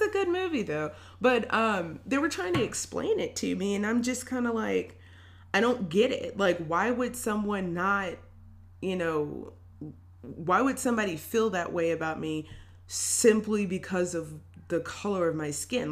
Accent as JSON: {"language": "English", "region": "Tennessee", "country": "United States", "tie": "born or raised there", "also_born_or_lived": "Milwaukee, Wisconsin", "said": "we moved to Tennessee when I was pretty young, and I ended up going to uh, elementary schools here"}